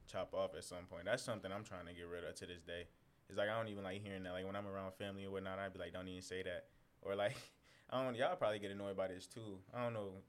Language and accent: English; San Antonio, Texas, United States; stuff and being here, because like coming from Texas, we come from San Antonio, by the way. So it's like, it's definitely just majority Hispanic and and African American.